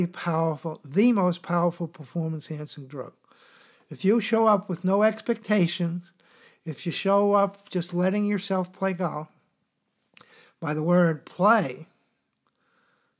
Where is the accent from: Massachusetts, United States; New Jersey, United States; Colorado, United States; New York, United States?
New York, United States; New York City; I grew up in New York City